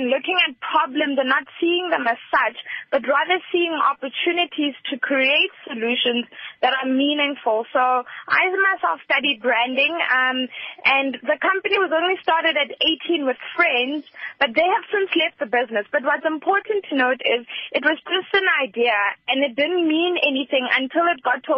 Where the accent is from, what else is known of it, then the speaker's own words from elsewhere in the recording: Rustenburg, North West, South Africa; I'm from Rustenburg, and I'm only 22 years old